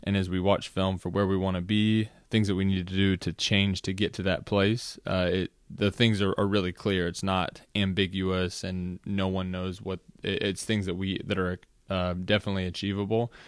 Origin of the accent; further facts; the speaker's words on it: Austin, Texas, United States; also born or lived in Los Angeles, California / Washington D.C. / Virginia; I would claim Austin, Texas, as my hometown, having grown up there since I was about ten